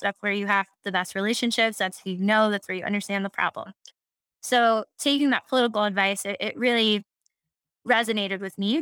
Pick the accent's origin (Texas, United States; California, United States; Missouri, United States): Texas, United States; Houston; I'm from Houston, very proud fourth generation Texan